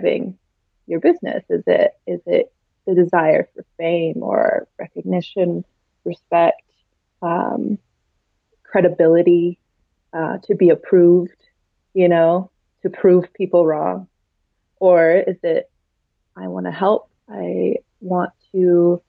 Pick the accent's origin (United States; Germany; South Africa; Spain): United States; the society that we were raised in here in America